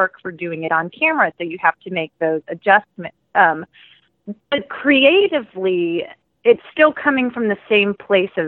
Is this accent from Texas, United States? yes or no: yes; Houston, Texas, United States; moved away as an adult; now in Dallas, United States; Originally, I'm from Houston